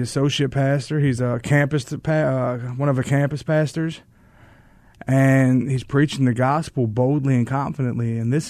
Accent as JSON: {"language": "English", "region": "Kentucky", "country": "United States", "tie": "born or raised there", "moved": "as an adult", "lives_now": "Arizona, United States", "said": "I was born and raised in Kentucky, and God called us out here in 2020, and we've been out here ever since."}